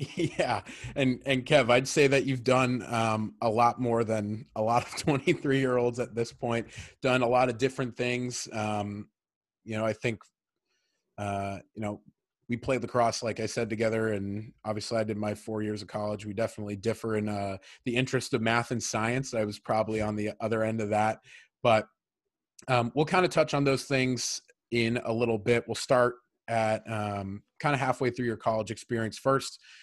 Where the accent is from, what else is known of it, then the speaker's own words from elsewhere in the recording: Medfield, Massachusetts, United States; we grew up in Medfield together